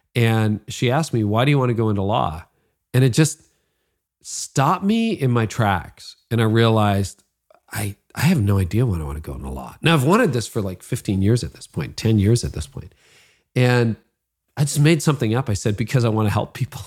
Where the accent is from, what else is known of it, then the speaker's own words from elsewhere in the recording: Midland, Ontario, Canada; my hometown of Midland.